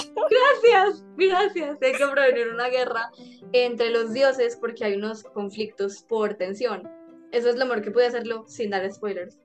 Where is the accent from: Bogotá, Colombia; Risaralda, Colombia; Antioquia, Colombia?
Antioquia, Colombia; súper antioqueña de mi parte